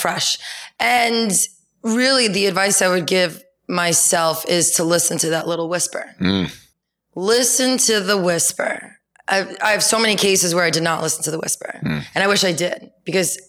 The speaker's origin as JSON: {"language": "English", "town": "New York City", "region": "New York", "country": "United States", "tie": "born or raised there", "said": "living, growing up in New York"}